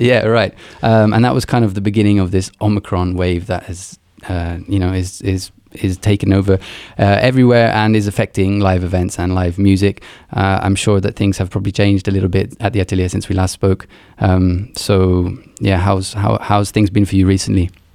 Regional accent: Luxembourg; moved away; I grew up in Luxembourg

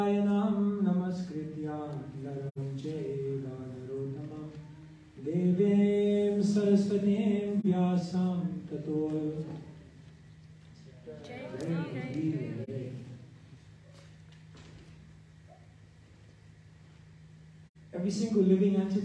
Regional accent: Wembley, London, United Kingdom; I grew up in Wembley

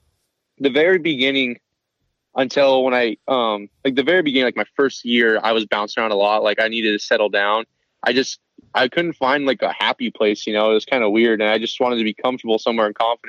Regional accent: Montana, United States; moved away as an adult; I'm from Montana

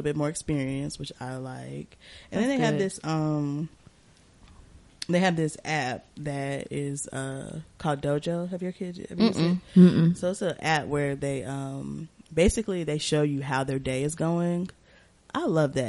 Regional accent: Durham, North Carolina, United States; we from Durham

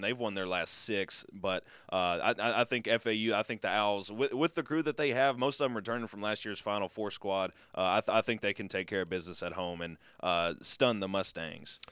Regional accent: Martin, Tennessee, United States; my hometown squad has yet to do me wrong. U T Martin

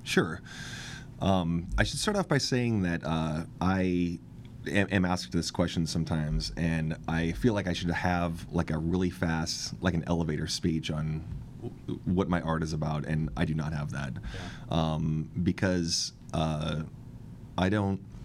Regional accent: Kent, Washington, United States; now in Seattle, United States; I grew up in Kent

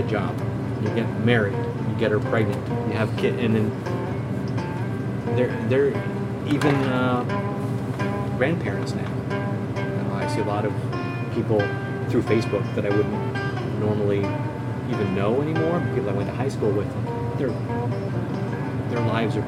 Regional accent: Nebraska, United States; now in New York City, United States; Growing up in Nebraska

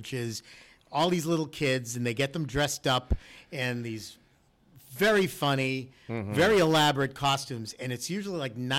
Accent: Everett, Massachusetts, United States; growing up in Everett

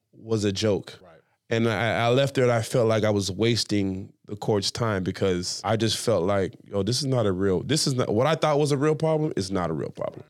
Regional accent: Jamaica; I'm Jamaican

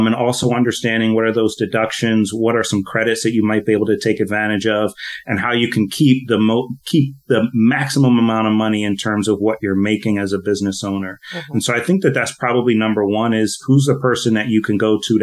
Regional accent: Philadelphia, Pennsylvania, United States; now in Hawaii, United States; I'm from Philadelphia originally, okay. But living out here in Hawaii now

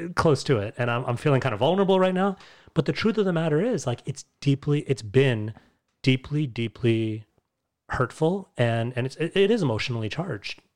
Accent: New York, United States; Born and raised in the United States, in New York specifically

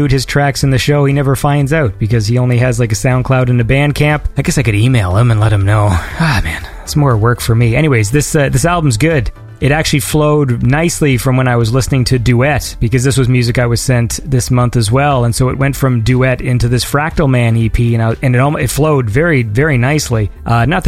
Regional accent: Canada; I'm a Canadian

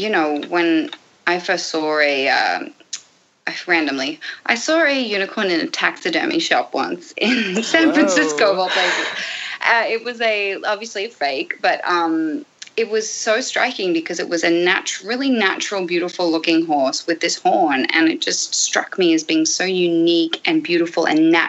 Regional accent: Australia; moved away; I'm from Australia.

